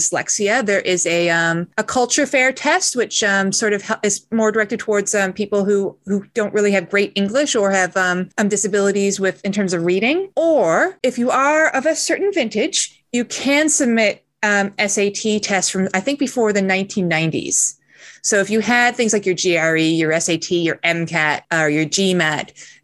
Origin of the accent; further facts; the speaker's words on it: Canada; as a Canadian